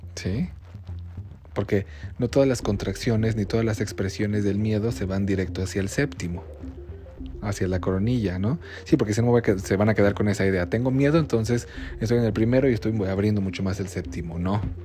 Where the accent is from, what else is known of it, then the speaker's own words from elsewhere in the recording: Mexico; aquí en México